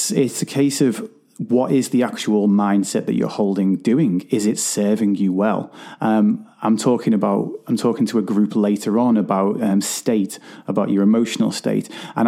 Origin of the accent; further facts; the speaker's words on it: Liverpool, North West England, United Kingdom; I'm from Liverpool